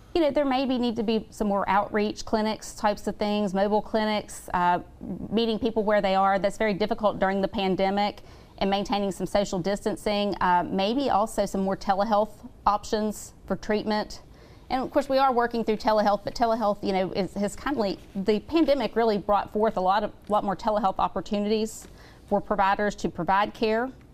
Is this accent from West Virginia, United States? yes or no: yes; St. Albans, West Virginia, United States; I grew up in St. Albans, West Virginia.